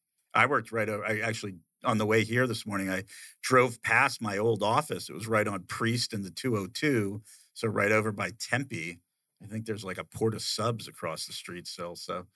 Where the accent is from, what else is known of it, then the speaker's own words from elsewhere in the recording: Okinawa, Japan; born there; that's what I saw in action when I was born in Okinawa, right?